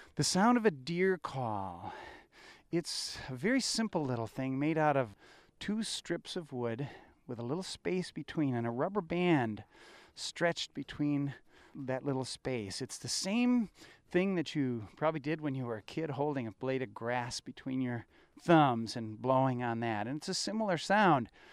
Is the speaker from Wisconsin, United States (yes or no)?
yes; Wisconsin, United States; I grew up in Wisconsin in hunting country